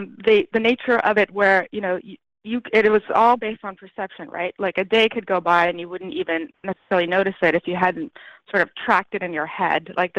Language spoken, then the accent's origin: English; United States; born there; I was born in the United States and I spoke English very well. But coming back, I realized I was behind my schoolmates by a number of years.